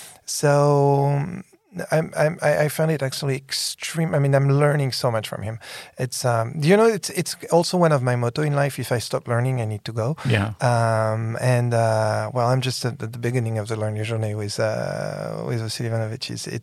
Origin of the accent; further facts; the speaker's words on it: San Francisco, California, United States; Well, you know, I come from San Francisco.